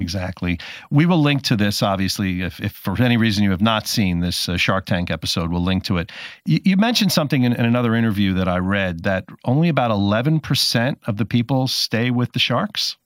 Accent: New Jersey, United States; I grew up in New Jersey

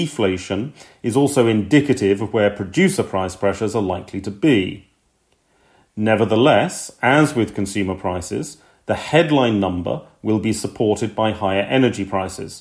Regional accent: United Kingdom; being British

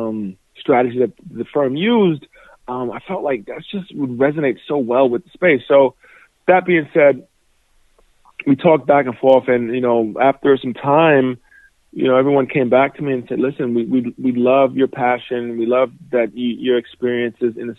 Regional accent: New York City, New York, United States; moved away as an adult; also born or lived in Indiana; Born and raised in New York City, both my parents came from Nigeria

